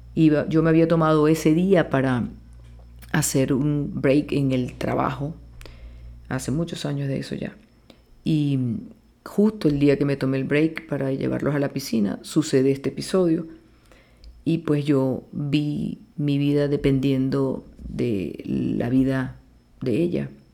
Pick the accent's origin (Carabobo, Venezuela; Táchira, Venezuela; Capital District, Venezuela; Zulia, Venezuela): Zulia, Venezuela; Maracaibo; now in Caracas, Venezuela; nací en Maracaibo, Estado Zulia, y pues desarrollé mi profesión desde un principio aquí en Caracas, Venezuela. Amo este país con mucha pasión y amo el gentilicio de mi tierra maracucha